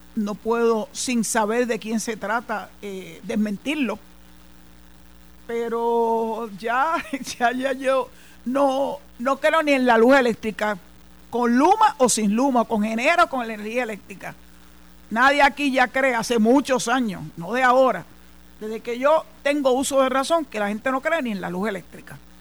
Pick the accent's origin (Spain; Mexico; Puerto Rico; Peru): Puerto Rico; San Juan; moved away as an adult; also born or lived in Mayagüez; San Juan es mi ciudad natal donde nací, donde me crié, hasta el año 2001